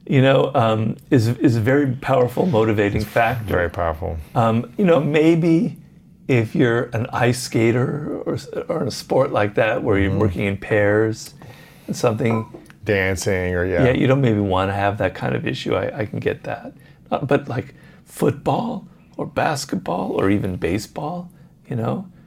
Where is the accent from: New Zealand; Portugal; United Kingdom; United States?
United States; Columbus, Ohio; I'm from Columbus, but Ohio.